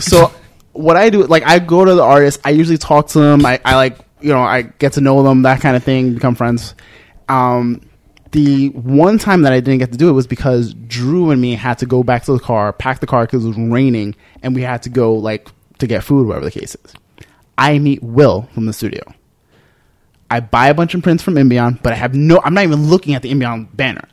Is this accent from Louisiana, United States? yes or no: no; New York City, New York, United States; I'm some kid from the Bronx